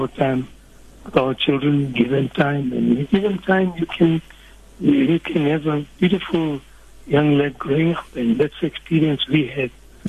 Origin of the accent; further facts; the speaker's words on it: Pretoria, Gauteng, South Africa; Yes, born and brought up in Pretoria.